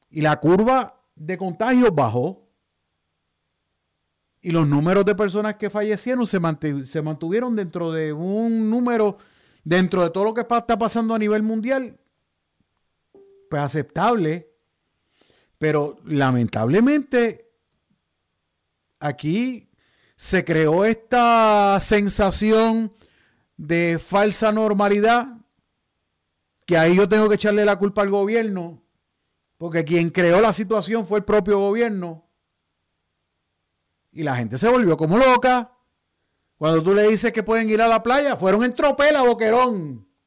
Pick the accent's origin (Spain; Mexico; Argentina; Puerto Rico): Puerto Rico; Y yo lo menos que quiero como puertorriqueño es que este tipo de conducta se convierta en algo habitual, en algo normal en Puerto Rico.